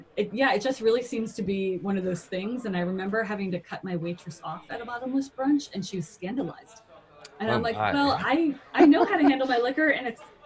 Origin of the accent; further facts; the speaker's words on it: Philadelphia, Pennsylvania, United States; now in Washington, D.C., United States; I'm originally from Philadelphia